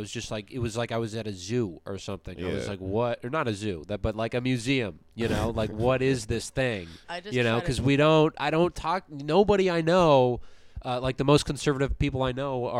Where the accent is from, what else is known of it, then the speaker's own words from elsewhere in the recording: Midwest, United States; I'm from the Midwest.